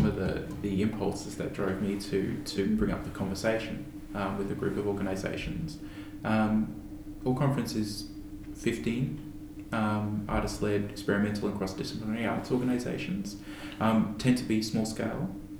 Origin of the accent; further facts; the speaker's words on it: Queensland, Australia; My experience growing up in Queensland as an artist